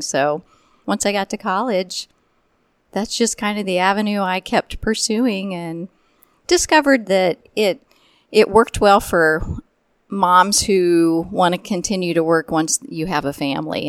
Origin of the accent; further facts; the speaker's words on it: Chrisman, Illinois, United States; also born or lived in Indianapolis, Indiana; I grew up in central Illinois. Um, I grew up in Chrisman, Illinois.